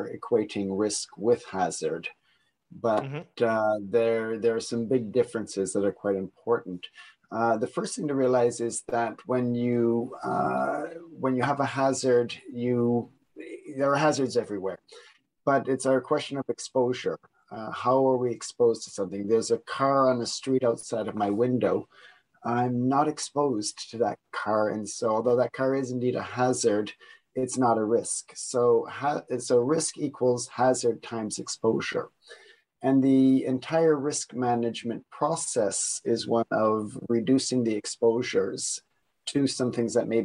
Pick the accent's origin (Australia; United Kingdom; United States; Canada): Canada; Niagara region, Ontario; moved away; I am also Canadian, coming from the Niagara region